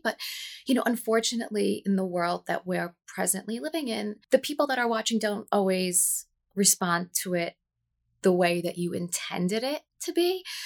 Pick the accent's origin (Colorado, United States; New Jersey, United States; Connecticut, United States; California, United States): New Jersey, United States; born and raised, um, in New Jersey